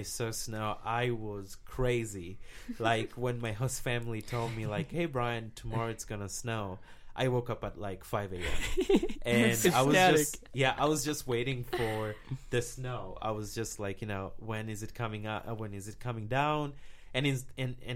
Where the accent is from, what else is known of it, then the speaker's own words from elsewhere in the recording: Mwanza, Tanzania; moved away as an adult; now in Alfred, United States; my hometown is called Mwanza